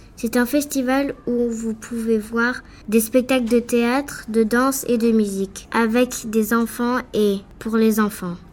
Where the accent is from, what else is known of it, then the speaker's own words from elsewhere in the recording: France; now in Jakarta, Indonesia; Je viens de France et euh, j'habite à Jakarta, en Indonésie